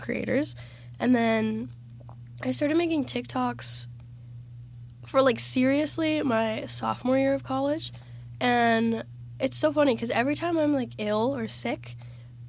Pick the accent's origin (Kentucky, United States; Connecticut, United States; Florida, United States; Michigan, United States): Florida, United States; I'm from Florida, born and raised, but my dad's actually from Canada.